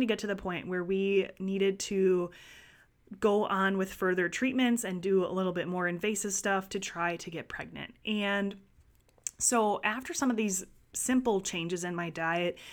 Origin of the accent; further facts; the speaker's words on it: Wisconsin, United States; growing up in Wisconsin, there was a glass of milk at every dinner meal